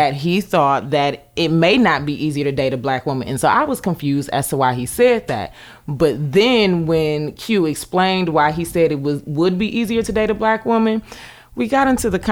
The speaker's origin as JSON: {"language": "English", "town": "Cleveland", "region": "Ohio", "country": "United States", "said": "I'm from Ohio, Cleveland"}